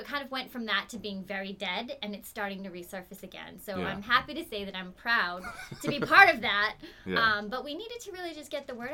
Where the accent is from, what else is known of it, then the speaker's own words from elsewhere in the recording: Massachusetts, United States; moved away as an adult; now in New Hampshire, United States; I've actually been a resident of New Hampshire for, oh my goodness, almost 20 years now. I grew up in Massachusetts